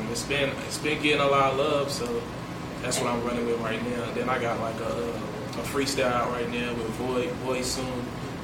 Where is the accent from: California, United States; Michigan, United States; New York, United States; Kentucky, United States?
Kentucky, United States; Louisville; I grew up deep West End, everywhere in the West End I grew up.